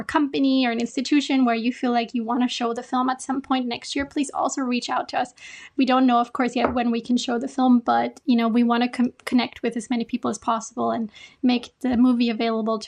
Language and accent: English; Austria; moved away as an adult; now in Japan; I'm from Austria